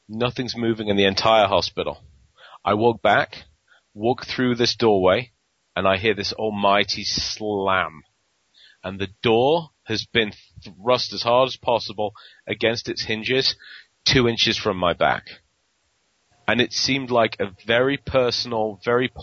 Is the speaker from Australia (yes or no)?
no; England, United Kingdom; accent: English; moved away; my English accent